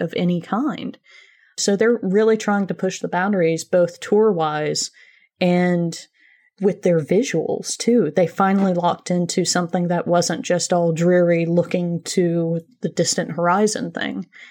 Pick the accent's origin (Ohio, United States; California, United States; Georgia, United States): Georgia, United States; small town in; moved away; also born or lived in Athens, Georgia; I'm not originally from Athens. I'm from a very, very, very small town several hours away